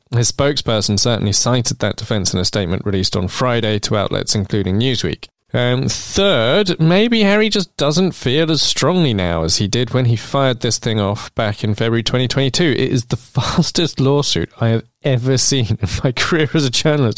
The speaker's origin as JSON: {"language": "English", "region": "London", "country": "United Kingdom", "tie": "born or raised there", "said": "where I grew up in Islington"}